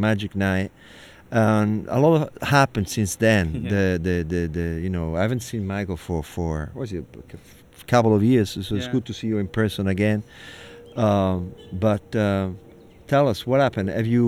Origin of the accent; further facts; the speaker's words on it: Italy; now in New York, United States; growing up in Italy, living in New York, right now we're in Brooklyn on a stoop.